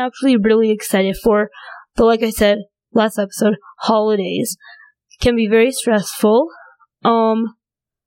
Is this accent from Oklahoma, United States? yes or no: no; North Dakota, United States; also born or lived in China; I was born in China and grew up in North Dakota